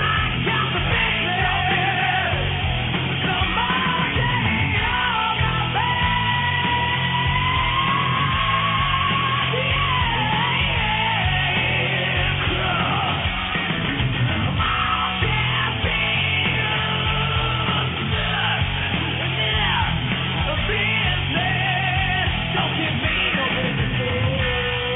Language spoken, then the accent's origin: English; Italy; moved away; my home country of Italy